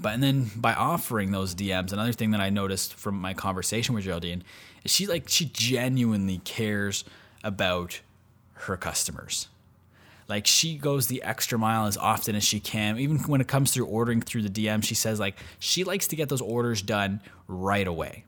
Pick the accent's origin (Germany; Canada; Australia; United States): Canada; I'm from Canada